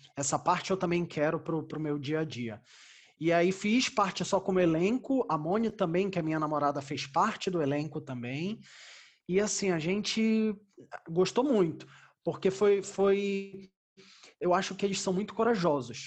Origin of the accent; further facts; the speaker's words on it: Belém, Pará, Brazil; moved away as an adult; now in São Paulo, Brazil; eu sou de Belém do Pará. Lá eu fiz os meus primeiros espetáculos